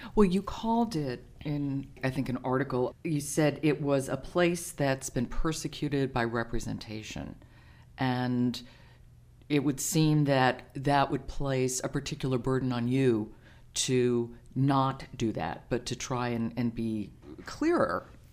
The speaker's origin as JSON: {"language": "English", "region": "New York", "country": "United States", "said": "I am a New Yorker"}